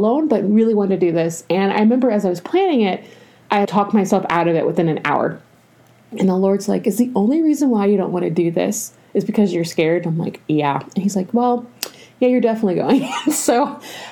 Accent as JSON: {"language": "English", "region": "Georgia", "country": "United States", "tie": "born or raised there", "also_born_or_lived": "Arizona", "moved": "yes", "lives_now": "California, United States", "said": "I grew up in Georgia"}